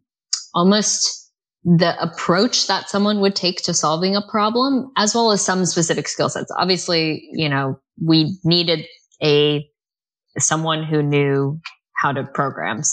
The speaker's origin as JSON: {"language": "English", "country": "United States", "moved": "yes", "lives_now": "United Kingdom", "said": "as an American"}